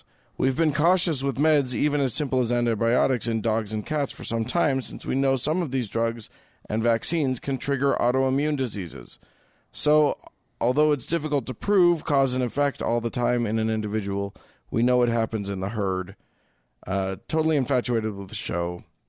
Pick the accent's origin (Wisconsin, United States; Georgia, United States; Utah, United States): Utah, United States; that's the first thing people ask when I tell them I grew up in Utah. Yes, it is the first thing anybody will ask you. We Utahns get that no matter where we go.